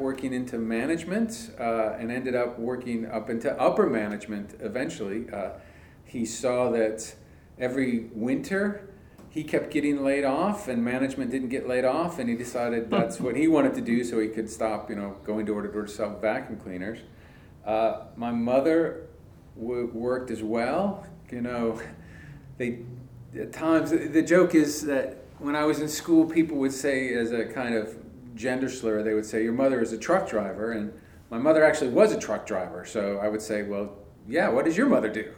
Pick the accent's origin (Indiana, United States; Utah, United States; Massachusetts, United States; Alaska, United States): Indiana, United States; moved away as an adult; also born or lived in Illinois / California; now in Winston-Salem, United States; I grew up in Indiana. I didn't know any writers. I grew up in a factory town